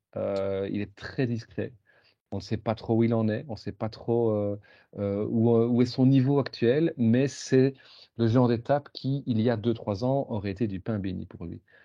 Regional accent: Belgium; en tant que Belge

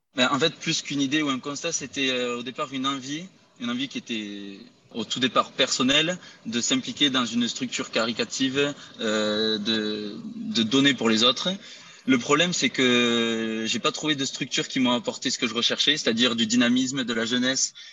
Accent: Rodez, Occitania, France; moved away as an adult; now in Spain

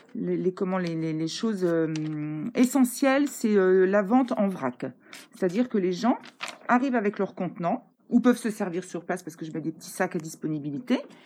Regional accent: Vouziers, Grand Est, France; moved away; je suis originaire d'ici, je suis née à Vouziers

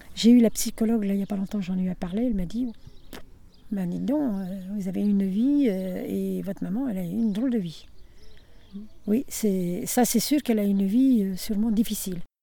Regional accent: Nevers, Bourgogne-Franche-Comté, France; now in Saône-et-Loire, France; je suis née le 1er mai 1942. Et je suis née à Nevers. Et je suis euh, en Saône-et-Loire actuellement

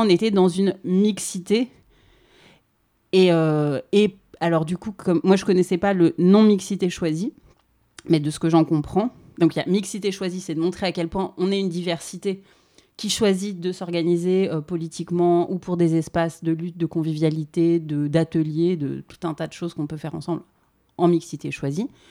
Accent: Paris, Île-de-France, France; Dans le sud de Paris, à Paris

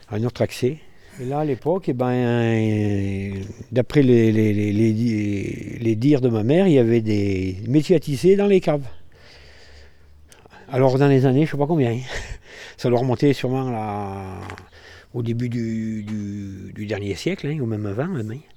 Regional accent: France; Je suis né à Mainz en 1960, à la maternité qu'il y avait à Mainz qui a dû fermer dans les années 62, par là à peu près. Voilà. Et après, j'ai toujours euh, bah, vécu à Mainz et habité sur la place des Tisserands

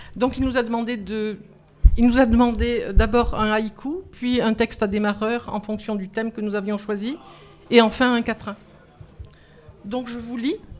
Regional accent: Lourdes, Occitania, France; now in Paris region, France; Je viens de Lourdes, mais j'habite la région parisienne

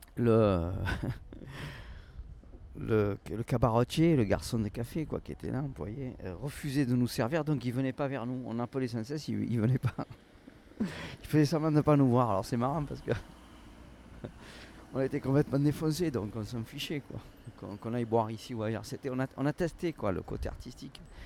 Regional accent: Toulouse, Occitania, France; en tant que Toulousain, ayant vécu ici

